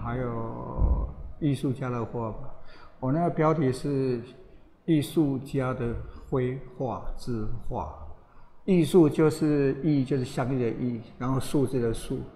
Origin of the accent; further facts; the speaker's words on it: Taiwan; 里面只有我一个台湾的